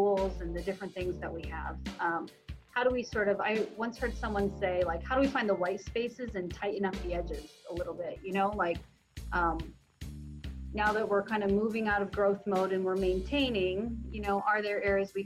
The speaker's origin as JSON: {"language": "English", "town": "Allendale", "region": "Michigan", "country": "United States", "tie": "born or raised there", "also_born_or_lived": "South Korea / Traverse City, Michigan / Chicago / Greece", "said": "So lived in Allendale for maybe, I don't know, 8 years, and then we moved around West Michigan a little bit. Finished high school in Traverse City"}